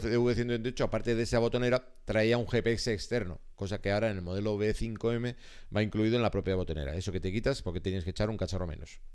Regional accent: Basque Country, Spain; somos vascos, solo somos vascos

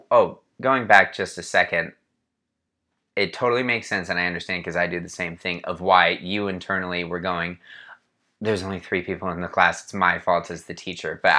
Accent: Los Angeles, California, United States; I grew up in LA.

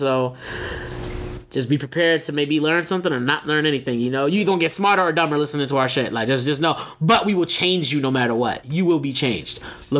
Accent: Philadelphia, Pennsylvania, United States; moved away as an adult; now in Phoenix, United States; 29. I am from Philly, so you're gonna hear that from time to time, but I currently reside in Phoenix.

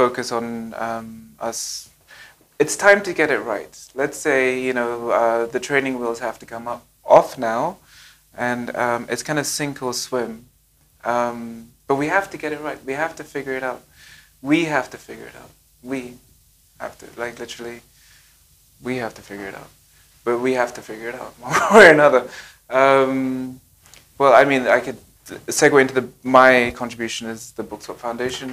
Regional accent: Nigeria; as a Nigerian

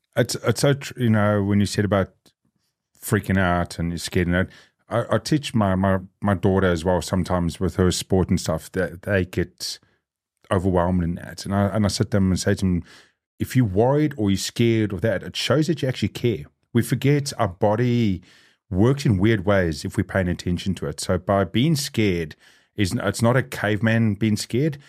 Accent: South Africa; now in New Zealand; I'm South African. I grew up on the other side of that coin.

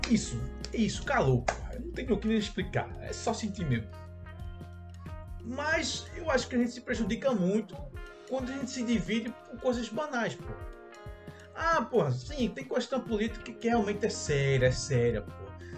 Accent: Brazil; eu vou fazer questão de dizer que sou brasileiro

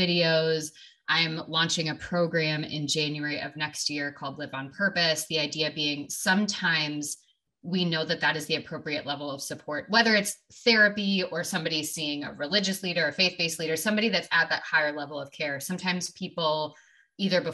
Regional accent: Wisconsin, United States; moved away as an adult; now in Oregon, United States; I am from Wisconsin originally

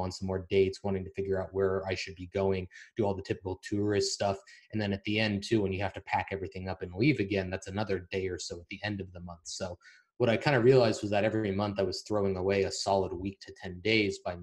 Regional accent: United States; moved away as an adult; now in Eastern Europe; we're American

